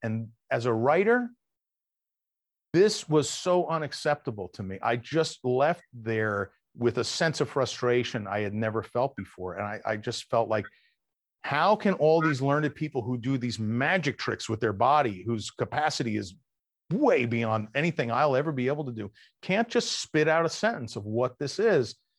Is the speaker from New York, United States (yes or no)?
yes; New York, United States; I'm from New York